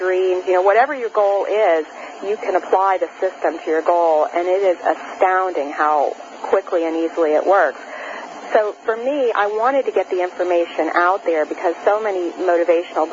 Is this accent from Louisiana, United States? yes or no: yes; New Orleans, Louisiana, United States; I grew up in New Orleans, Louisiana